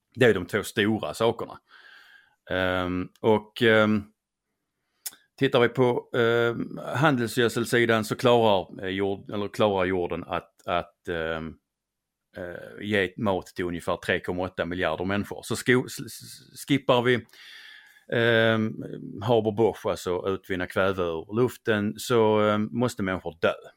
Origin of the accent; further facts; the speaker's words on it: Skåne, Sweden; accent: Skånska; min skånska